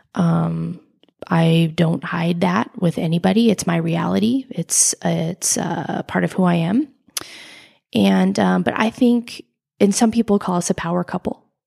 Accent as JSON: {"language": "English", "country": "United States", "tie": "born or raised there", "said": "I grew up in Lake Tahoe, a beautiful, beautiful place to grow up"}